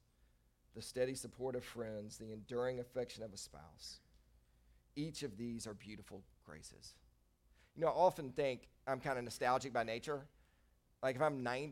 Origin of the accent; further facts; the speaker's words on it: Nashville, Tennessee, United States; I'm from Nashville, went to Christ the King Catholic School up in Nashville.